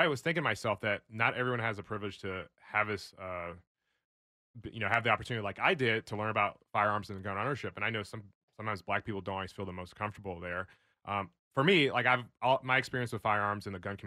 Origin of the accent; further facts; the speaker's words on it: the South, United States; now in Austin, United States; I'm from the South